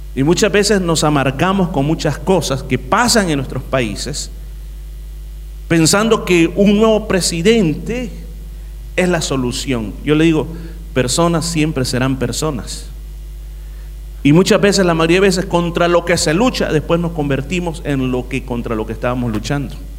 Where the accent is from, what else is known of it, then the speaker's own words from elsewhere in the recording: El Salvador; mi país, El Salvador